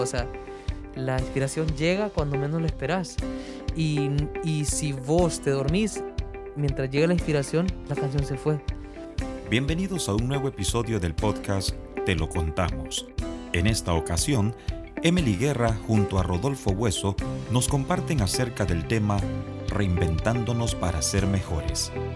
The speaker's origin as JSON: {"language": "Spanish", "country": "Honduras", "said": "soy un cantautor hondureño"}